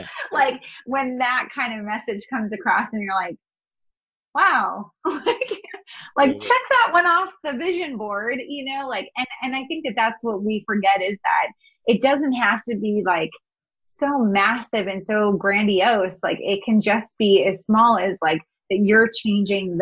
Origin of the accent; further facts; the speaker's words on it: North Dakota, United States; moved away as an adult; also born or lived in Missouri; I grew up in North Dakota. It's a small, you know, state